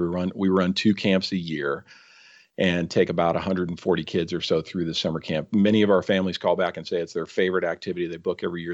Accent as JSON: {"language": "English", "area": "San Francisco Bay Area", "region": "California", "country": "United States", "tie": "born or raised there", "also_born_or_lived": "Mount Rainier National Park, Washington", "said": "I grew up in the San Francisco Bay Area"}